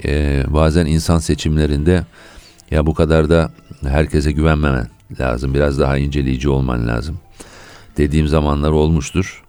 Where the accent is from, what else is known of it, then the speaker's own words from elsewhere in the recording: Ankara, Turkey; also born or lived in United Kingdom / United States; ben 1960 Ankara doğumluyum. Baba tarafından Gaziantep'liyim. Annem İstanbullu.